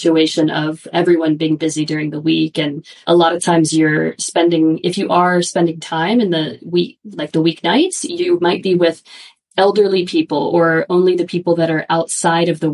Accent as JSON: {"language": "English", "country": "United States", "also_born_or_lived": "Japan", "moved": "yes", "said": "I'm American"}